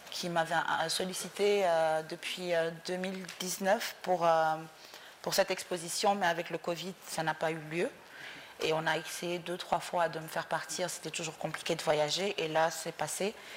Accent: Mauritania; moved away as an adult; also born or lived in Dakar, Senegal; je suis née en Mauritanie. Euh, j'ai quitté la Mauritanie quand j'avais 25 ans

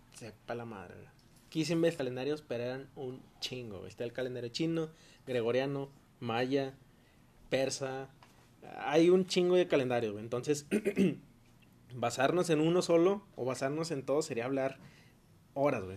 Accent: Mexico; como nosotros mexicanos

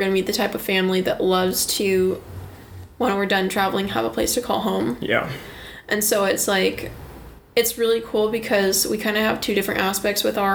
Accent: Gig Harbor, Washington, United States; also born or lived in Port Orchard; I grew up in Gig Harbor and Port Orchard, uh, and my family moved about.

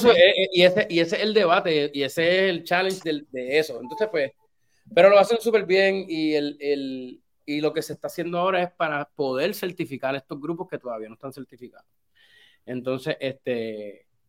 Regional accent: Puerto Rico; moved away as an adult; also born or lived in Boston, United States / Los Angeles, United States; yo me crié en Puerto Rico hasta los 20 años. A los 20 años yo vine para para Boston

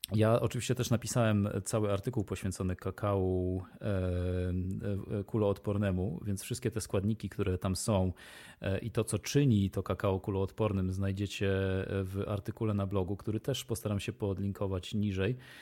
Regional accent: Poland; moi przodkowie e, i ja pochodzimy z rejonu e, geograficznego, który nie wymaga dostarczania soli e, przez dwie trzecie świata

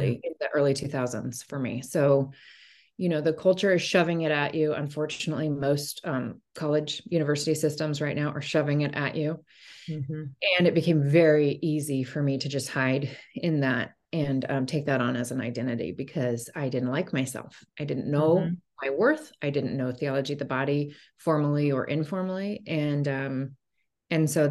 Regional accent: Portland, Oregon, United States; also born or lived in Bay Area, California; I'm a Portland native. I was born and raised here, grew up here

